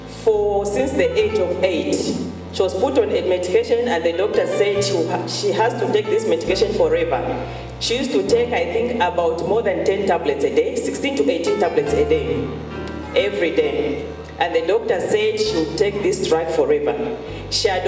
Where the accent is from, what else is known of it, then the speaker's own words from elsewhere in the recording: Lusaka, Lusaka Province, Zambia; I'm from Lusaka, Zambia.